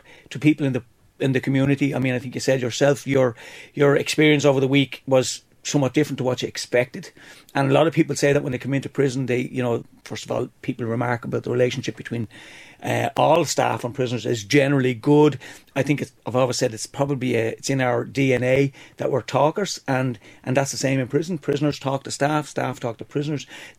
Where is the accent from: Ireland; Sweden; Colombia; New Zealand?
Ireland; Dublin, Leinster; I'm from Dublin.